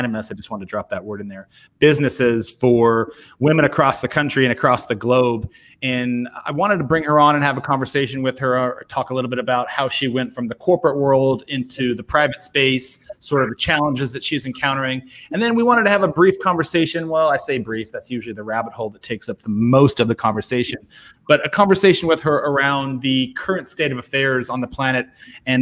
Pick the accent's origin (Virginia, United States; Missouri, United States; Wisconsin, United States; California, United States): California, United States; San Diego; moved away; I'm actually from San Diego.